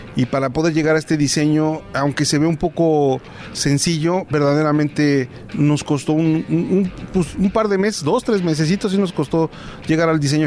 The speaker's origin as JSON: {"language": "Spanish", "town": "San Juan Teotihuacán", "region": "State of Mexico", "country": "Mexico", "said": "Soy de San Juan Teotihuacán"}